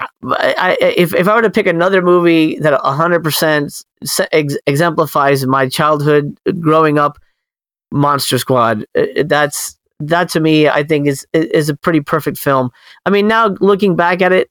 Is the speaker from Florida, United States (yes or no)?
yes; Miami, Florida, United States; I grew up in Miami, you know, again, in a predominantly Spanish household